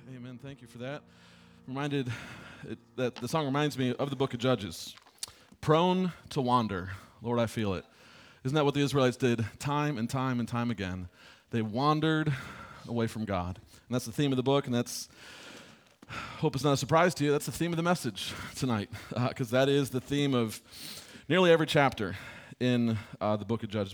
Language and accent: English; Michigan, United States; I grew up in Michigan.